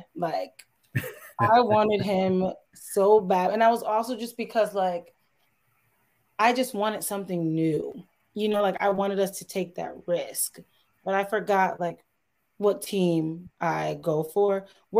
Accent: Connecticut, United States; We are from Connecticut.

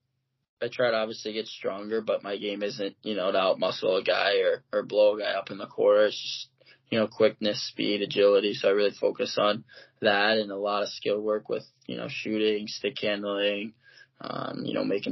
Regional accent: Toledo, Ohio, United States; moved away; I grew up in Toledo, Ohio, which is like 45 minutes from Ann Arbor

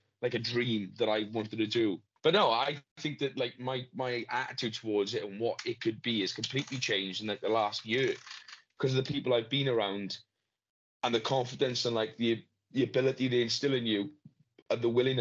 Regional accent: Wales, United Kingdom; We're Welsh now.

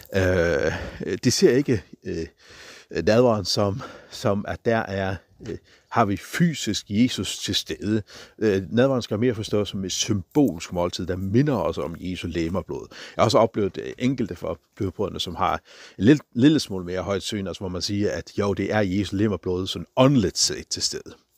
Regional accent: Faroe Islands; på færgerne, hvor jeg kommer fra

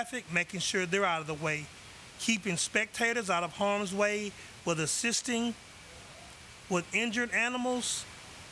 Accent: Houston, Texas, United States; I'm from Houston, Texas

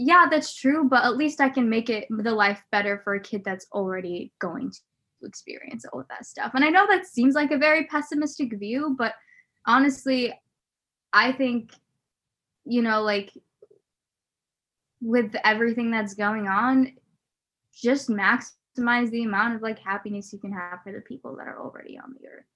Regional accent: Nebraska, United States; I grew up in Nebraska

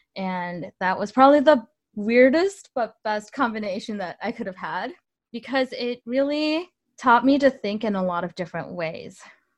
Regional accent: Illinois, United States; also born or lived in Mexico; So I grew up in Northern Illinois. I moved around a lot when I was really young. I went to 8 different schools by the time I was in 8th grade, just to give you an idea. And some of those schools were in Mexico.

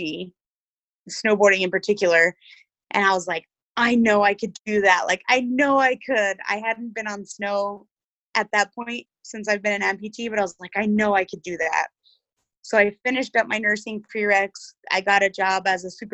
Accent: New Mexico, United States; I was raised in New Mexico

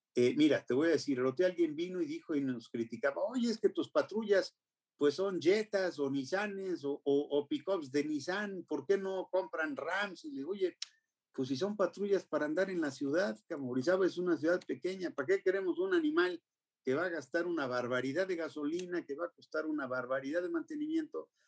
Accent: Mexico; somos los mexicanos

